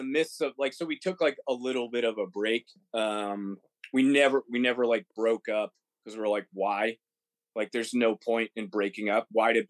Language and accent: English; Mansfield, Massachusetts, United States; moved away as an adult; also born or lived in Roslindale, Massachusetts / Los Angeles; now in Nashville, United States; I grew up in Mansfield, Massachusetts. Before that, it was Rosendale. I only lived in Rosie for a little bit.